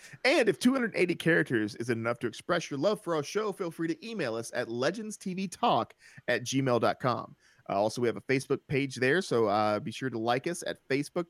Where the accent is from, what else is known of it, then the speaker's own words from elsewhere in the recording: the South, United States; Hey, as a Southerner, I take offense to that.